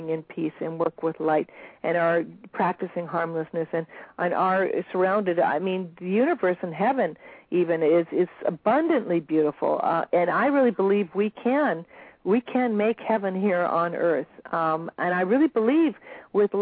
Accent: Beverly Hills, California, United States; also born or lived in Bel Air; now in Maui, United States; I was raised in Beverly Hills and Bel Air, and I've been blessed now to live on Maui

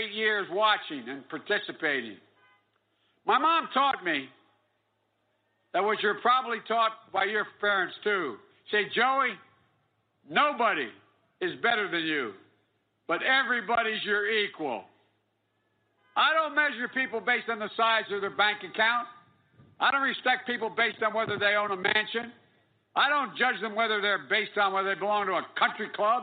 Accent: Scranton, Pennsylvania, United States; These are the values I learned growing up in Scranton.

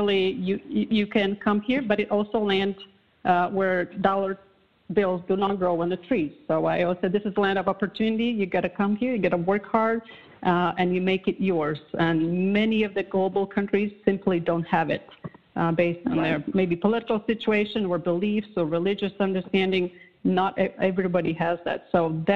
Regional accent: Latvia; English is a second language; moved away as an adult; now in The Woodlands, United States; I was growing up in Soviet Union

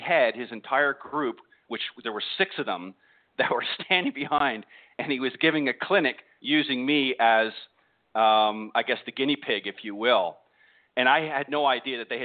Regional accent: Canada; moved away as an adult; now in United States; I'm originally from Canada and came down here to the States a number of years back

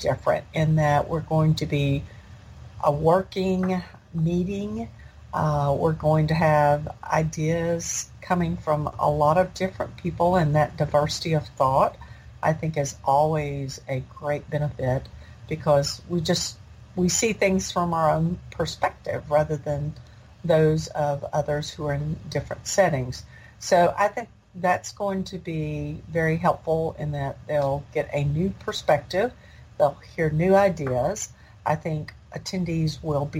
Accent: Nashville, Tennessee, United States; in Nashville, in my hometown.

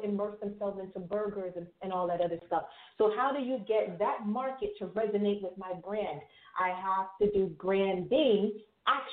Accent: Jamaica; I am Jamaican West Indies, right? So as a Jamaican

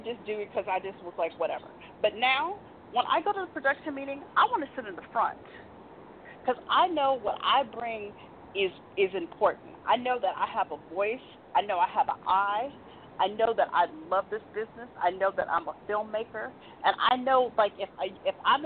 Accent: Tempe, Arizona, United States; I grew up in Tempe, Arizona

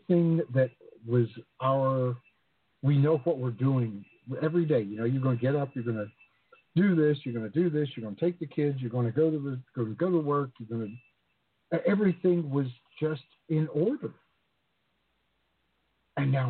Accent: the South, United States; moved away; also born or lived in the islands; I grew up in the South

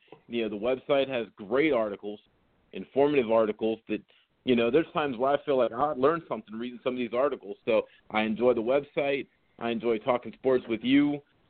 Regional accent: Florida, United States; moved away; growing up in Florida

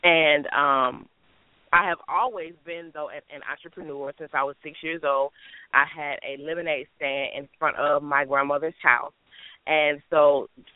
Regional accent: Detroit, Michigan, United States; moved away as an adult; now in Alabama, United States; I am now in Alabama, but I was born and raised in Detroit, Michigan

